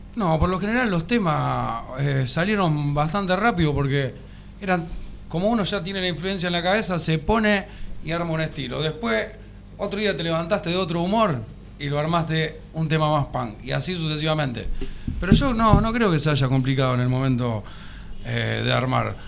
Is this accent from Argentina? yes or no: yes; Arroyo Seco, Santa Fe, Argentina; El violero y yo somos de Arroyo